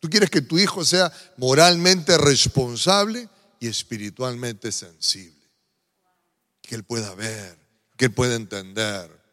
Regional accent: Peru; yo como peruano tengo ciertas costumbres que los peruanos solemos repetir

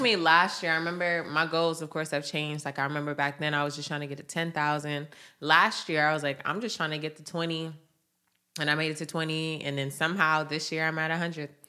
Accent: Atlanta, Georgia, United States; I am from Atlanta

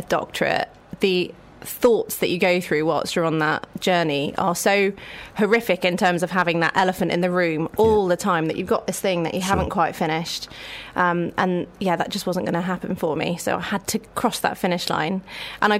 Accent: Bristol, South West England, United Kingdom; Bristol, born and raised.

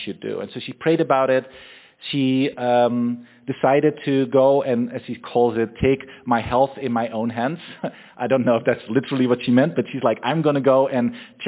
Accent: Netherlands; moved away as an adult; also born or lived in Austria; I'm originally from the Netherlands. I lived there all my life until I was 21

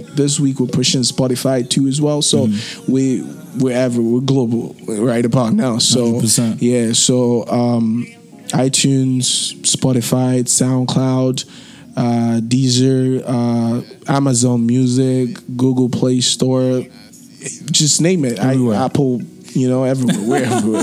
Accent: Nigeria; accent: Nigerian; now in Toronto, Canada; I'm Nigerian too

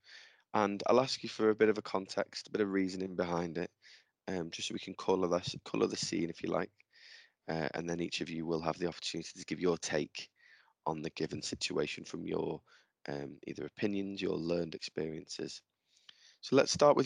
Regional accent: England, United Kingdom; first language English; it's definitely different where I'm from. So I'm obviously English

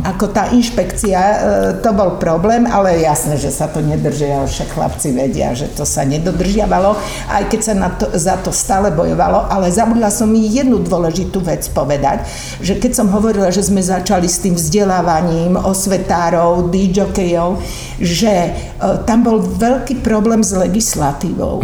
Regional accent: Ružomberok, Žilina Region, Slovakia; moved away; also born or lived in Bratislava; ja som rodáčka z Ružomberka

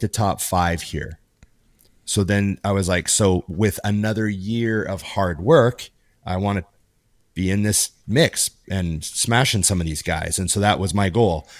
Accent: Canada; born or raised there

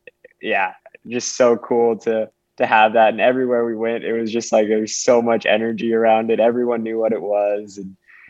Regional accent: Washington, United States; I'm from Central Washington, and I grew up training in just gritty weather, snow, super cold temperatures.

